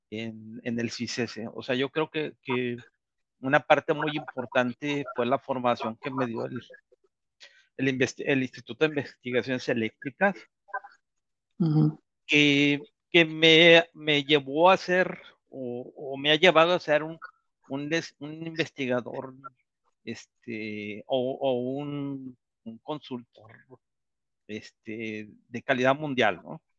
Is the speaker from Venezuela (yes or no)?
no; Mexico; moved away; yo salí realmente de México por la falta de oportunidades, por la falta de, por la de, la falta de creencia en México de, de, de, ser aceptado